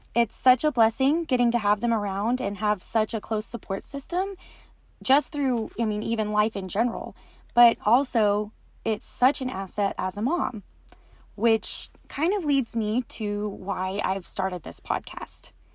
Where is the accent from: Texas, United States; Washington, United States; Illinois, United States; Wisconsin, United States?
Texas, United States; West; I was born and raised in West Texas, and I continue to live here with my family